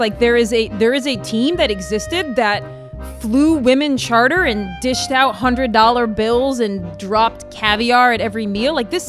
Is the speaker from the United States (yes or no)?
yes; Rhode Island, United States; now in Charleston, United States; I was born in Rhode Island, so I don't have a French passport.